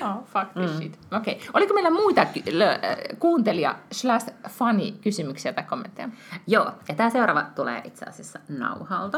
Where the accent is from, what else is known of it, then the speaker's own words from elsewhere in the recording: Finland; moved away as an adult; now in Sweden; mä oon Suomesta, muutin tänne silloin, kun Walter oli, eh, niin kuin, eh, tai et, eh, olin raskaana